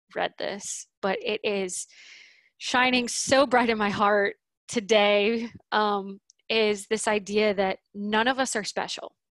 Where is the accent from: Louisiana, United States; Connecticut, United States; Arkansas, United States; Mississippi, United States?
Louisiana, United States; New Orleans; now in Boise, United States; I grew up in New Orleans